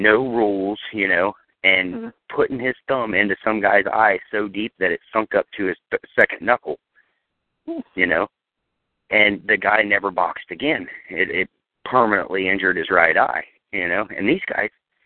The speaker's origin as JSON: {"language": "English", "area": "just north of Dayton", "region": "Ohio", "country": "United States", "said": "I'm from Ohio. You know that, right? Just north of Dayton"}